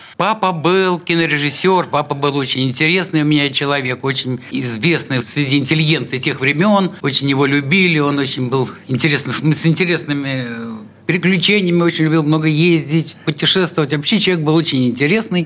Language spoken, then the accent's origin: Russian; Saint Petersburg, Russia; я родился как бы вот в самом, что ни на есть Петербурге, в самом, что ни на есть центре